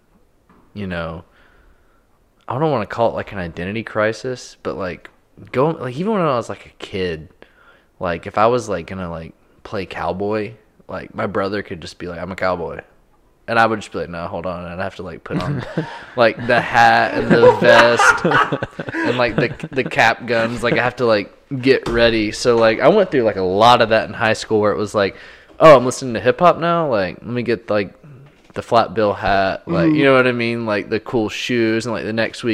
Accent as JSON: {"language": "English", "town": "Powder Springs", "region": "Georgia", "country": "United States", "tie": "born or raised there", "said": "growing up in Powder Springs"}